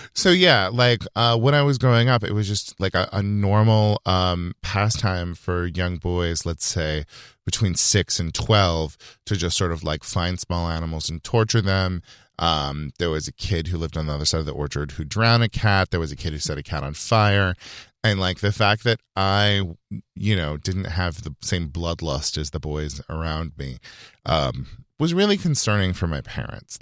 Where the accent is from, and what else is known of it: Yuba City, California, United States; born or raised there; moved away